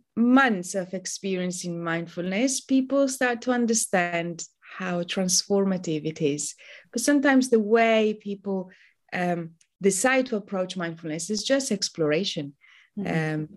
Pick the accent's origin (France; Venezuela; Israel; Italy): Italy; moved away as an adult; now in London, United Kingdom; I'm originally from Italy, but I've been a Londoner for almost 20 years now